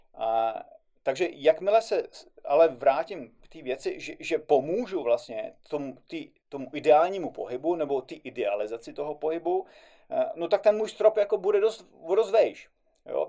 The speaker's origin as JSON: {"language": "Czech", "country": "Czechia", "said": "tady u nás v Čechách"}